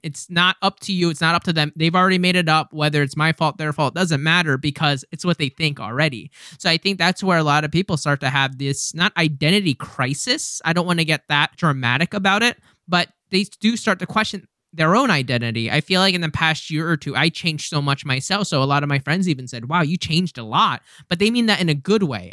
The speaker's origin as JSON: {"language": "English", "country": "United States", "said": "as an American myself"}